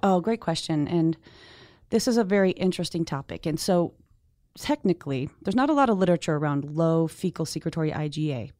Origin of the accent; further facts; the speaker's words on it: Northeast, United States; I'm from the Northeast